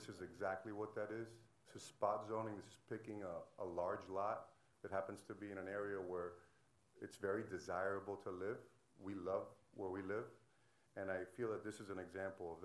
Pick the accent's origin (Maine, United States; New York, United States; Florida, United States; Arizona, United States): Florida, United States; Coral Gables; also born or lived in South Miami, Florida; I was born and raised in Coral Gables